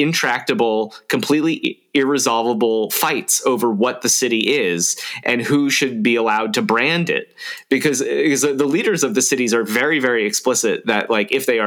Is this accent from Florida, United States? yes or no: yes; South Florida, United States; now in Troy, New York, United States; I grew up in South Florida